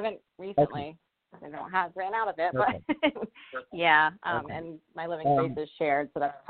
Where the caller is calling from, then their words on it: Rhode Island, United States; I'm calling from Rhode Island.